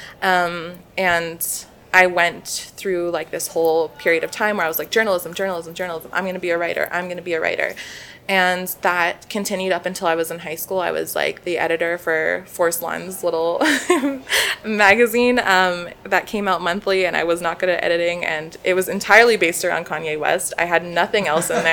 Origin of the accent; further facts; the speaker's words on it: Calgary, Alberta, Canada; I am born and raised in Calgary